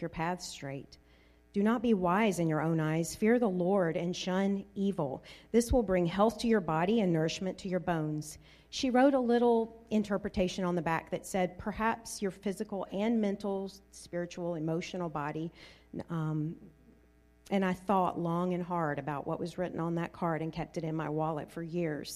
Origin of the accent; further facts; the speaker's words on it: Deep South, United States; I grew up in the Deep South, where most everyone attended church